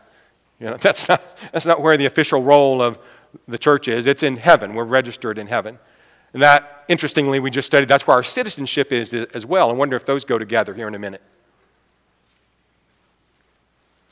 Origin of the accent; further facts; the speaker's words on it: United States; I'm an American.